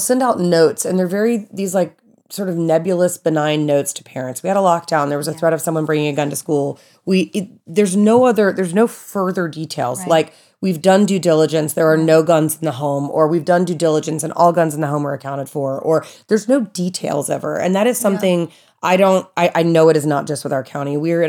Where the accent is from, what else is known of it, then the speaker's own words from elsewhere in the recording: the South, United States; Like growing up in the South, it's horrible. It's horrible. But it's like growing up in the South, how we had all the tornado drills and nobody in California ever had those.